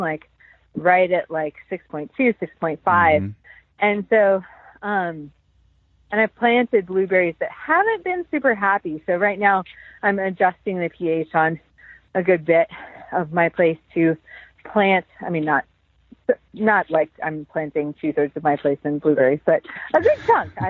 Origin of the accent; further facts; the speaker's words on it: Pacific Northwest, United States; now in North Carolina, United States; I'm from the Pacific Northwest